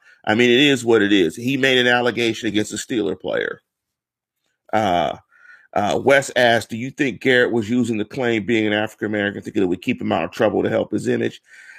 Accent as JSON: {"language": "English", "town": "Manchester", "region": "North West England", "country": "United Kingdom", "said": "You know, I'm from Manchester. You know, we're hard-headed. We're from the north side."}